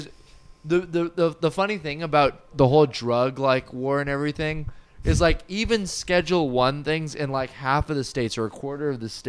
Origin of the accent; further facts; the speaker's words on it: St. Thomas, U.S. Virgin Islands; also born or lived in Trinidad / Victoria, Canada; Yeah, I grew up in St. Thomas.